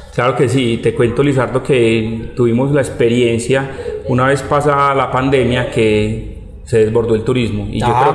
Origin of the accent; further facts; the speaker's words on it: Medellín, Antioquia, Colombia; moved away as an adult; now in Guatapé, Colombia; yo no soy del municipio de Guatapé, yo soy de, Medellín, pero llevo ya eh, varios años viviendo eh, en este hermoso paraíso